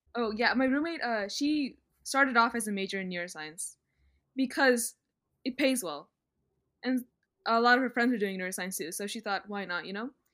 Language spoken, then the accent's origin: English; Virginia, United States; moved away as an adult; now in Atlanta, United States; I am from Denver, Virginia, which is six hours away from Atlanta, Georgia.